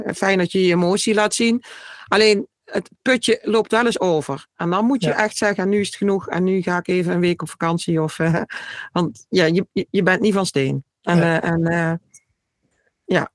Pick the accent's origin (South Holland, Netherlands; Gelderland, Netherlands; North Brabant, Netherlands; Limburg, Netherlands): North Brabant, Netherlands; Vierlingsbeek; ik kom uit Vierlingsbeek